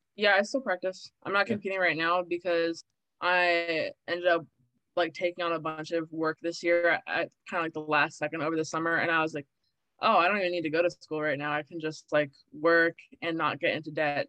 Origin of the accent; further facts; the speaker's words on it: Maryland, United States; I'm from Maryland. I'm born and raised in Maryland. It's very liberal here